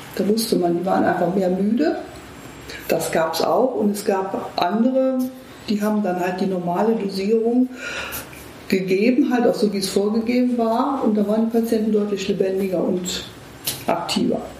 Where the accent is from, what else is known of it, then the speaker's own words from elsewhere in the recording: Eifel, Germany; moved away as an adult; now in Düsseldorf, Germany; ich komme aus der Eifel.